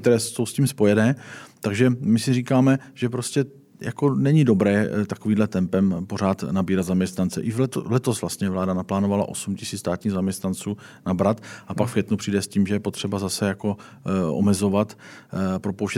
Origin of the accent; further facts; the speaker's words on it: South Moravian Region, Czechia; já jsem z Jižní Moravy